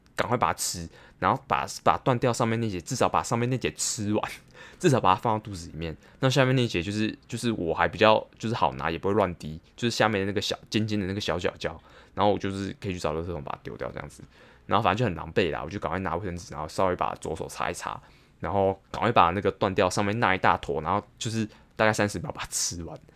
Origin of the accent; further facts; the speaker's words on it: Taipei, Taiwan; 信义区算是我的，我的生活圈啊，就是我就在那边长大，然后在那边打工